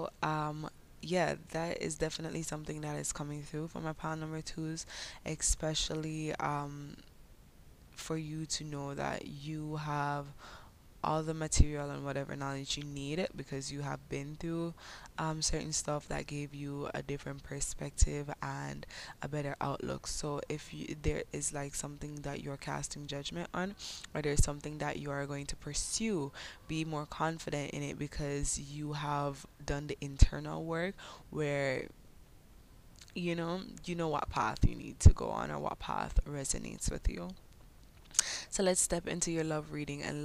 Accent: Jamaica; accent: Jamaican patois; first language English; My Jamaican patois

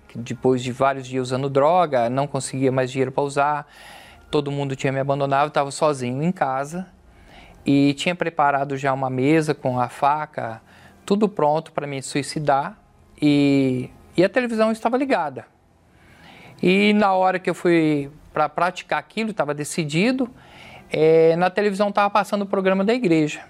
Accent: São José do Rio Preto, São Paulo, Brazil; sou de São José do Rio Preto, estado de São Paulo

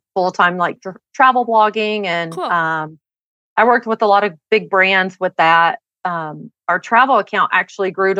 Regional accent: Tennessee, United States; moved away as an adult; now in Utah, United States; growing up in Tennessee

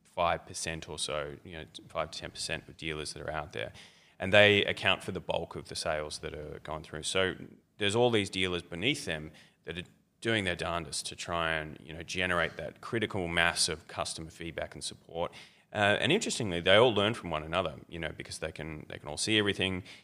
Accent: Melbourne, Victoria, Australia; I'm, I'm from Melbourne mostly

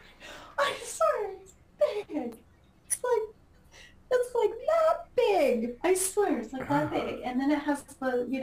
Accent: Utah, United States; moved away; mine's in my hometown

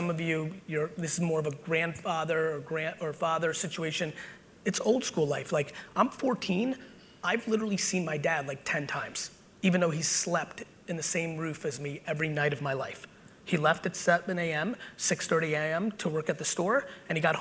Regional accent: New Jersey, United States; also born or lived in Soviet Union; I'm an 80s Jersey boy, which meant I was outside 24/7. And so between my mom and the streets of Jersey, that's how I was raised

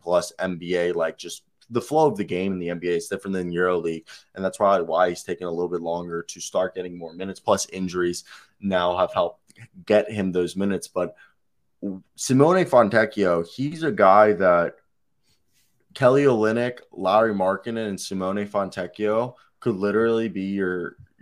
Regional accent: Pescara, Abruzzo, Italy; my hometown in Italy, Pescara. We're from the same place.

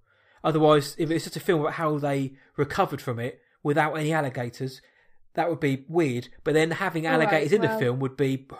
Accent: South East England, United Kingdom; I'm from Surrey, so it's a bit more me.

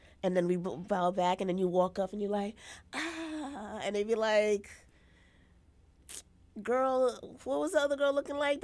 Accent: Jamaica; I, as a Jamaican

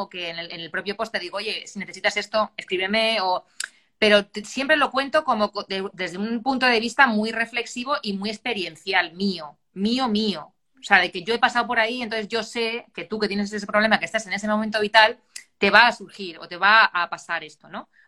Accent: Puertollano, Castilla-La Mancha, Spain; moved away as an adult; also born or lived in Ibiza; estaba ya en mi, pueblo, yo soy de Puerto Llano, de Ciudad Real

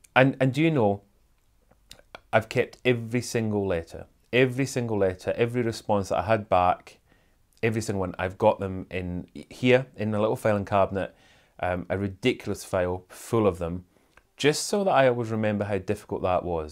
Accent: Airdrie, Scotland, United Kingdom; also born or lived in Kingussie, Scotland; we moved from Airdrie to a little town called Canousey.

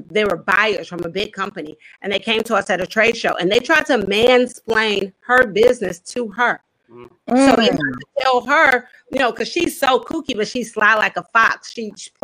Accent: Chicago, Illinois, United States; I'm a daughter of Chicago

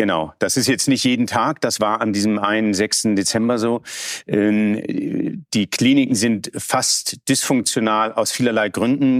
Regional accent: Germany; als Deutscher

